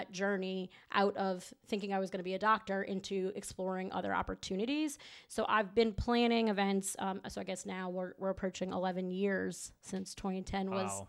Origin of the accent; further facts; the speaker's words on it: Kenner, Louisiana, United States; also born or lived in Dallas, Texas / New Orleans; I am born and raised in New Orleans, a suburb right outside, so okay. In Kenner. I lived there my entire life until Katrina. Actually was a Katrina senior, so I ended up finishing my senior year of high school in Dallas.